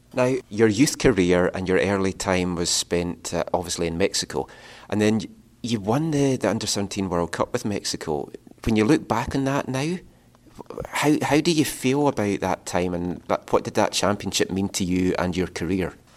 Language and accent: English; Scotland, United Kingdom; I'm from Scotland